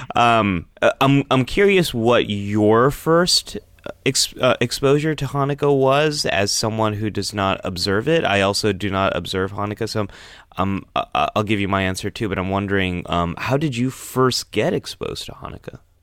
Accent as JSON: {"language": "English", "region": "Northern California", "country": "United States", "tie": "born or raised there", "said": "there wasn't a big Jewish population where I was growing up in Northern California."}